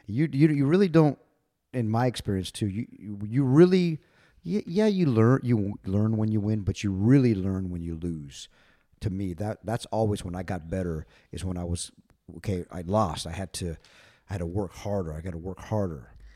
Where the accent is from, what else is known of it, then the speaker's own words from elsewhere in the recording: El Paso, Texas, United States; We're from El Paso